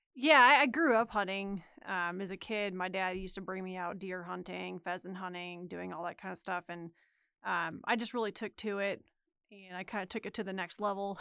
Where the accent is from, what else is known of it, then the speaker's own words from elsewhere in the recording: Minnesota, United States; moved away; I'm from the Midwest, and so Minnesota to be specifically